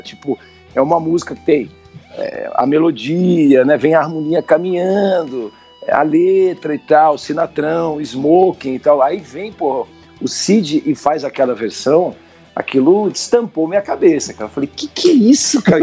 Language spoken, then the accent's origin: Portuguese; Brazil; como brasileiro